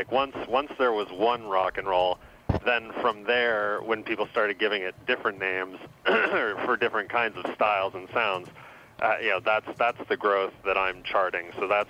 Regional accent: Seattle, Washington, United States; I grew up in Seattle. And I was 11 years old when … came out

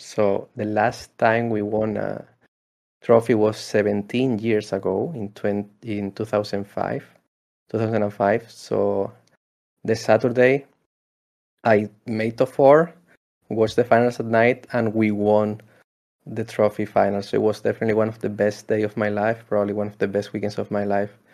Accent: Spain; I'm from Spain

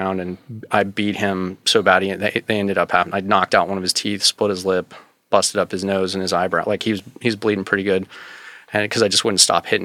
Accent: Wyoming, United States; also born or lived in Los Angeles, California; we moved to Wyoming and I grew up in Wyoming.

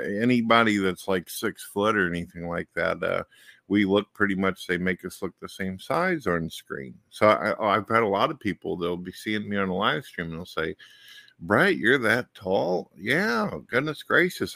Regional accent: St. Louis, Missouri, United States; I was born in St. Louis and raised up through many of the years

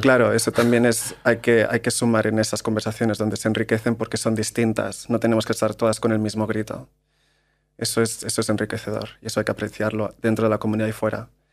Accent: Maresme, Barcelona, Catalonia, Spain; moved away as an adult; also born or lived in London; yo vengo de un pueblo del Maresme, en Barcelona

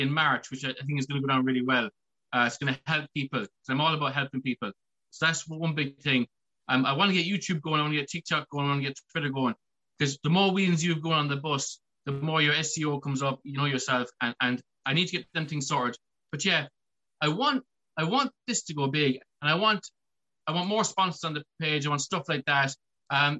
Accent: Ireland; I'm Irish, I'm in Ireland

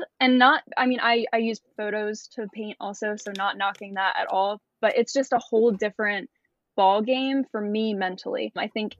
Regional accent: Maryland, United States; I'm currently in Florida. I'm from Maryland.

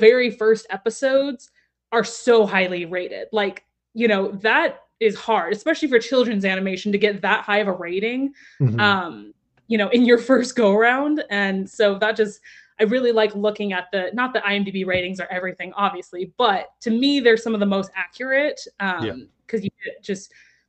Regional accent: Texas, United States; I'm also from Texas

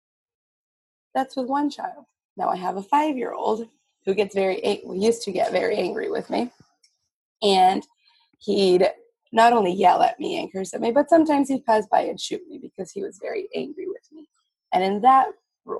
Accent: Texas, United States; also born or lived in New Mexico; now in Massachusetts, United States; I grew up in Texas and my family's had guns

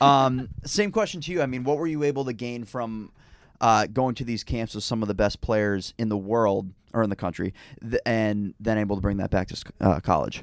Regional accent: Northeast, United States; I am from the Northeast

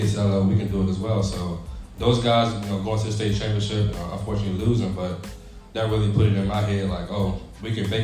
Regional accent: Essex, Virginia, United States; So, from Essex, actually my parents are from, my dad's from West Montrose, Virginia. Mom's from Warsaw, but moved over here

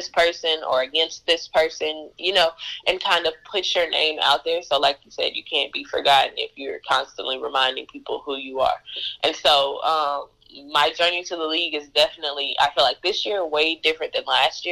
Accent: Jacksonville, Arkansas, United States; also born or lived in Little Rock, Arkansas; I'm from Jacksonville

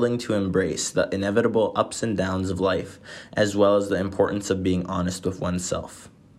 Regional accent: Venice, Veneto, Italy; I'm from Venice, Italy.

